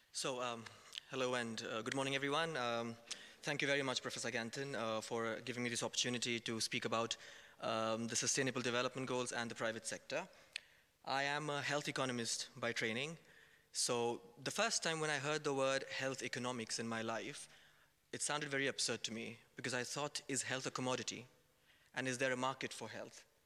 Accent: India; moved away; I was raised in India, I studied over there

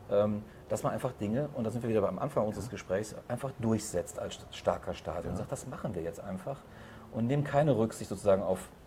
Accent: Rhineland, Germany; als Rheinländer sage ich China

